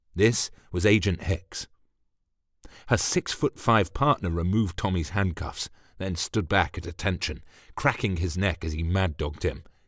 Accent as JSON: {"language": "English", "region": "England", "country": "United Kingdom", "said": "I'm English"}